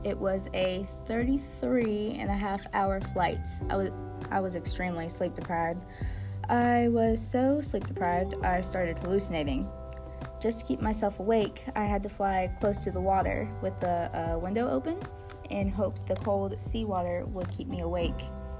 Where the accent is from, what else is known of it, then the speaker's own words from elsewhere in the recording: Washington, District of Columbia, United States; also born or lived in Detroit, Michigan; Well, actually, I was born in Detroit, Michigan, but I spent most of my childhood in Washington because my father was a U.S. congressman.